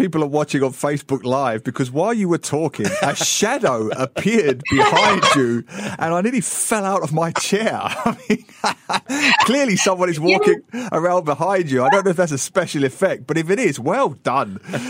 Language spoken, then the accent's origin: English; England, United Kingdom; moved away as an adult; now in Singapore; I grew up in England.